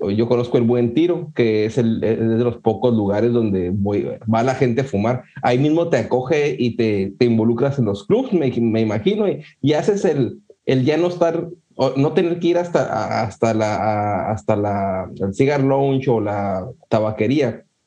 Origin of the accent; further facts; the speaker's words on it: Ciudad Juárez, Chihuahua, Mexico; yo soy de Ciudad Juárez